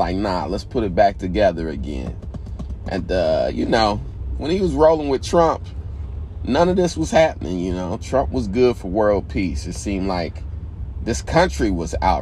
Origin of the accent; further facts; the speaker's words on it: Indiana, United States; now in New York, United States; I'm from Indiana